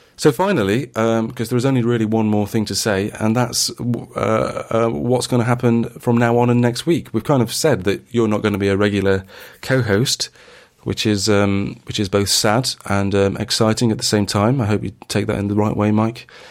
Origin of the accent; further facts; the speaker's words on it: Sheffield, Yorkshire and the Humber, United Kingdom; Sheffield, which is my hometown